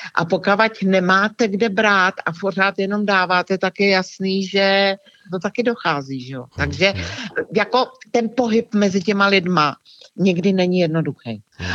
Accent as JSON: {"language": "Czech", "country": "Czechia", "said": "jsem Češka"}